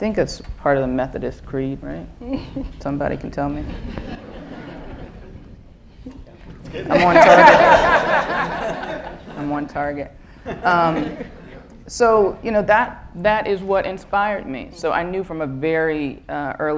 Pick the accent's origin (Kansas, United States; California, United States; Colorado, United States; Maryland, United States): Maryland, United States; Baltimore; I grew up in Northwest Baltimore, the daughter of a pediatrician